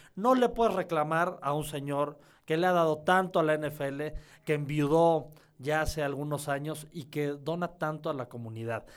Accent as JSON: {"language": "Spanish", "country": "Mexico", "said": "yo soy negro y mexicano."}